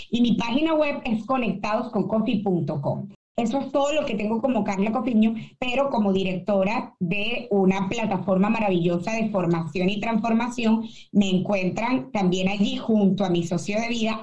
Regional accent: Caracas, Capital District, Venezuela; moved away; de mi Caracas, yo nací en Caracas, eh, caraqueña

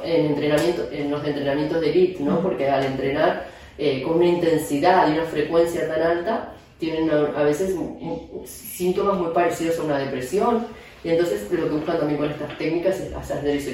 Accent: Argentina; moved away as an adult; also born or lived in Madrid, Spain; now in Barcelona, Spain; soy argentina, aunque llevo más de 7 años aquí en España

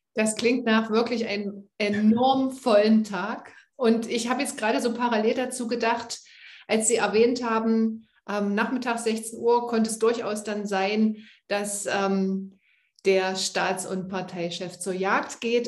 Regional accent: Halle, Saxony-Anhalt, Germany; in meiner Heimatstadt Halle

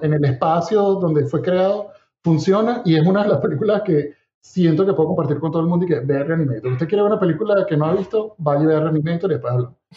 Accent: Venezuela; moved away; nosotros venimos de Venezuela

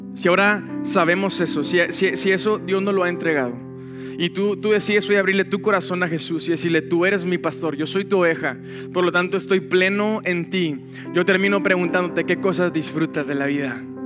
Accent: Monterrey, Nuevo León, Mexico; como Monterrey no hay otro. Esta es nuestra tierra. Yo disfruto mi tierra, disfruto mi ciudad

